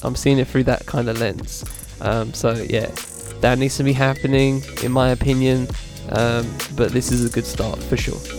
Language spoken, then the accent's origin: English; United Kingdom; as a British person